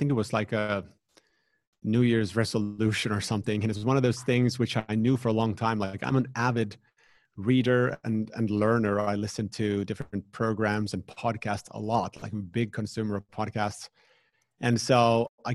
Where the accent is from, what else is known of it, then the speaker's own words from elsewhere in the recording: Finland; here in the Nordics, where I'm from Finland